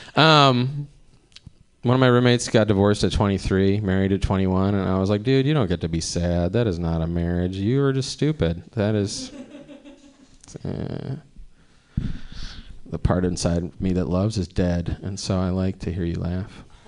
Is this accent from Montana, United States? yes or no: no; Cleveland, Ohio, United States; moved away as an adult; now in Oakland, United States; I'm from Cleveland